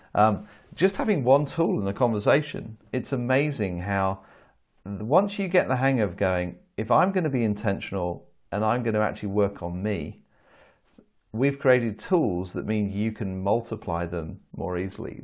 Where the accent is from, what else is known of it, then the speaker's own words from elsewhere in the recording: United Kingdom; as a Brit